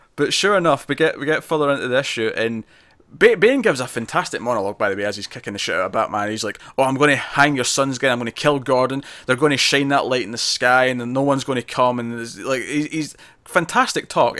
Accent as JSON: {"language": "English", "region": "Scotland", "country": "United Kingdom", "said": "I'm Scottish"}